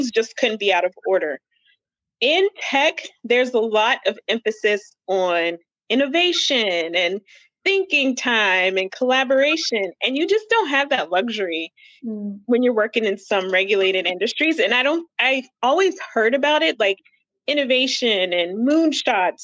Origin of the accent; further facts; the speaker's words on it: Ohio, United States; I'm from Ohio. I went to Miami of Ohio for undergrad